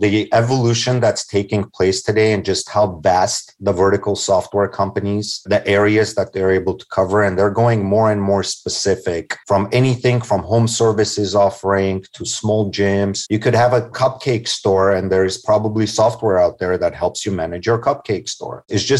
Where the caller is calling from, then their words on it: Los Angeles, California, United States; I'm actually joining from Los Angeles, California.